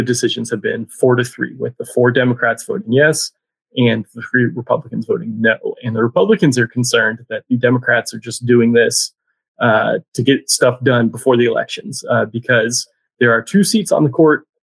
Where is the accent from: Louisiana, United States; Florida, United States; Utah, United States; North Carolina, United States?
Florida, United States; Tallahassee; now in Raleigh, United States; There was a lake in Tallahassee where I grew up